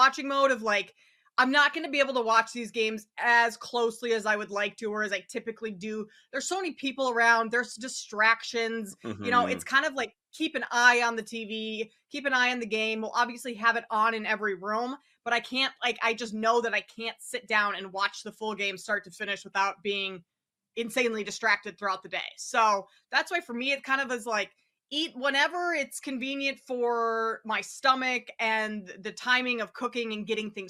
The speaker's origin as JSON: {"language": "English", "region": "Minnesota", "country": "United States", "lives_now": "Chicago, United States", "said": "I live in Chicago right now, but I'm from Minnesota."}